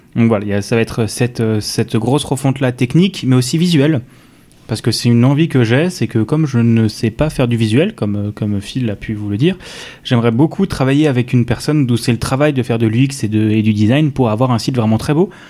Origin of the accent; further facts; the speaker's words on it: Strasbourg, Grand Est, France; je suis originaire de la banlieue de Strasbourg